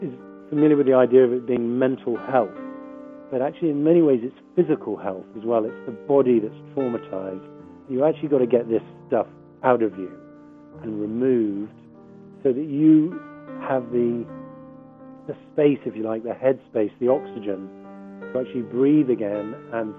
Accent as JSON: {"language": "English", "country": "United Kingdom", "said": "I'm a British journalist."}